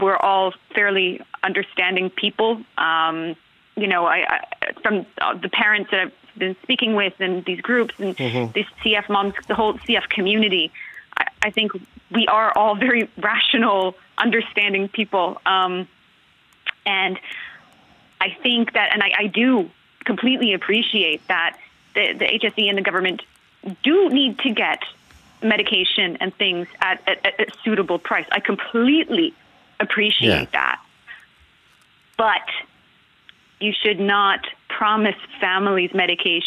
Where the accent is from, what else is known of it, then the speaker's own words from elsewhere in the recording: Canada; now in Ireland; I'm from Canada